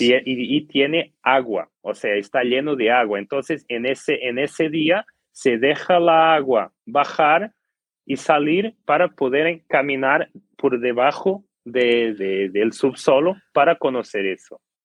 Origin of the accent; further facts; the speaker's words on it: Portugal; Spanish is a second language; soy un orgulloso portugués